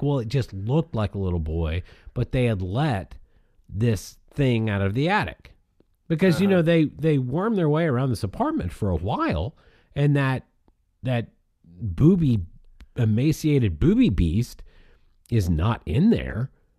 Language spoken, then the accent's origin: English; Barcelona, Catalonia, Spain; English is a second language; I'm originally from Barcelona. It comes out when I say ago.